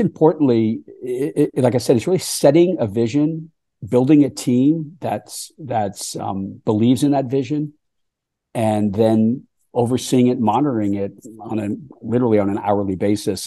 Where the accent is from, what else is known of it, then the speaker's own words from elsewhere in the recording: Boston, Massachusetts, United States; I grew up on the East Coast in the Boston area